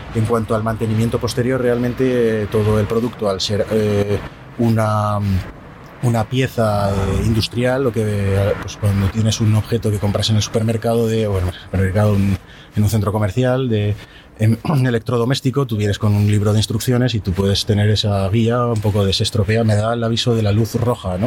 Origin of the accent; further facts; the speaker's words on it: Zaragoza, Aragon, Spain; soy de Zaragoza